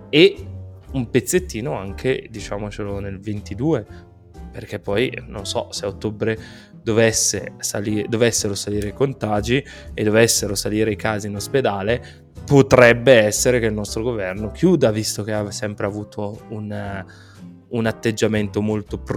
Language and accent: Italian; Bergamo, Lombardy, Italy; qua dalle nostre parti, quindi più o meno vicino a Lecco, io sono di Bergamo più o meno, ecco